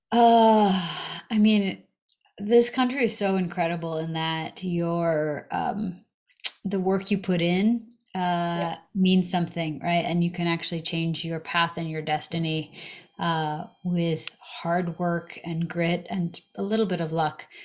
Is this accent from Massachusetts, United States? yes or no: yes; Massachusetts, United States; moved away as an adult; also born or lived in Russia; now in California, United States; I mostly grew up in uh, on the East Coast in Massachusetts